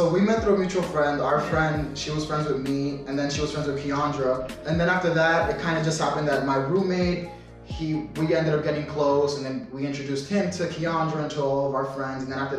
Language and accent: English; New York City, New York, United States; I'm from New York City, born and raised in Queens.